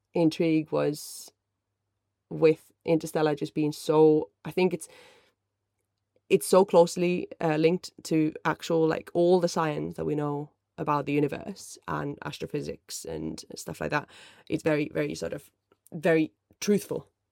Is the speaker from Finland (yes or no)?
yes; Finland; first language Finnish; English is a second language; moved away as an adult; my first language is Finnish, and I'm absolutely crap at it these days because I've lived away since two thousand seven